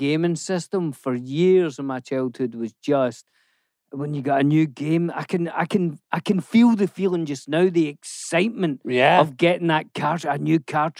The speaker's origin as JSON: {"language": "English", "region": "Scotland", "country": "United Kingdom", "tie": "born or raised there", "said": "And obviously, I grew up in Scotland."}